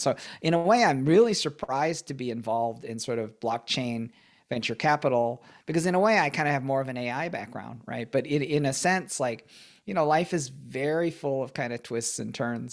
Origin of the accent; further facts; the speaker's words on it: Michigan, United States; I, I grew up in Michigan